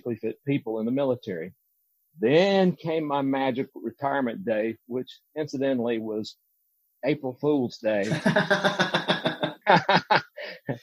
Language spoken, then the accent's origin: English; Deep South, United States; moved away as an adult; any other kid growing up in the Deep South